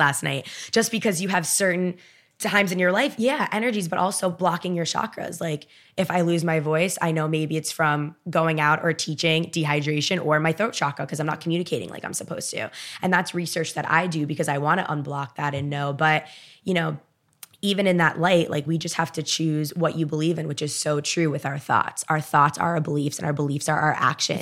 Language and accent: English; Miami, Florida, United States; I'm from Miami, born and raised